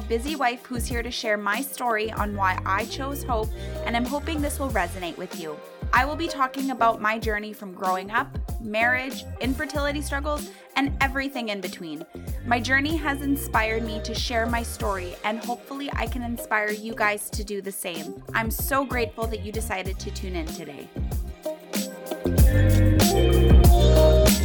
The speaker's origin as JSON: {"language": "English", "town": "Winnipeg", "region": "Manitoba", "country": "Canada", "said": "I am from Winnipeg. That is in Canada, so we are a snowy little city."}